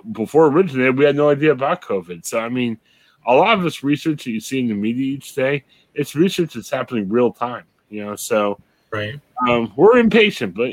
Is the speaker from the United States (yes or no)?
yes; United States; also born or lived in Columbus, Ohio; We're American